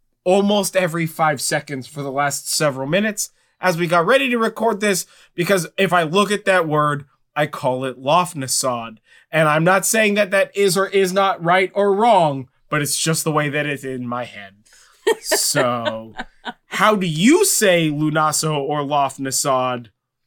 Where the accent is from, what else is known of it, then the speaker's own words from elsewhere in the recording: California, United States; I'm from California.